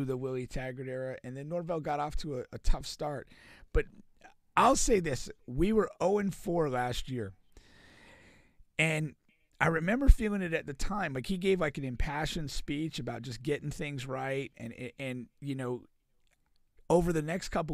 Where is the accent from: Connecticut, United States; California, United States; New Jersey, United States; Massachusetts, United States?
Connecticut, United States; moved away as an adult; now in Florida, United States; So I grew up in Connecticut, and I went to Florida State from Connecticut.